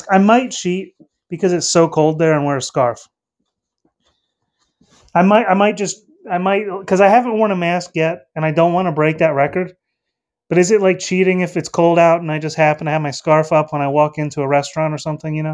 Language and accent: English; North Carolina, United States; Um, I'm from North Carolina. I'm out in the states.